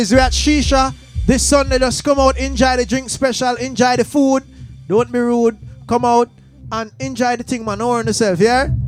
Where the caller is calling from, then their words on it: Minnesota, United States; I'm calling from Minnesota.